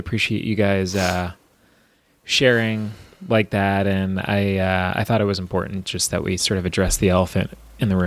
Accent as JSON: {"language": "English", "area": "Long Island", "region": "New York", "country": "United States", "tie": "born or raised there", "said": "I grew up on Long Island too"}